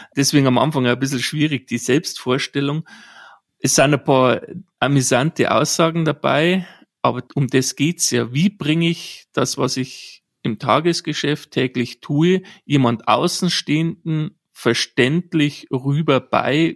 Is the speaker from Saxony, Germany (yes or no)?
no; Bavaria, Germany; gebürtig bin ich aus Bayern